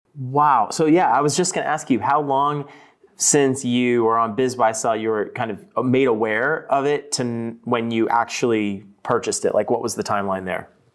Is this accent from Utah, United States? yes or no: no; Pembroke, Texas, United States; now in California, United States; I was actually born and raised in Pembroke and, um, you know, lived there for sixteen years or so before moving here to California